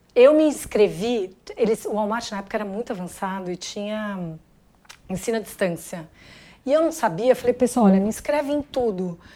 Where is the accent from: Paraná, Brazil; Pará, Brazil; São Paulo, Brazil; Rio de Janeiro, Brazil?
São Paulo, Brazil; nasci em São Paulo, mas minha família é do interior, então eu tenho pé na roça